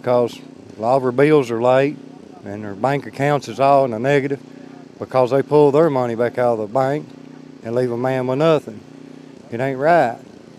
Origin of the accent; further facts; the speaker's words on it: Leslie County, Kentucky, United States; I'm from Leslie County.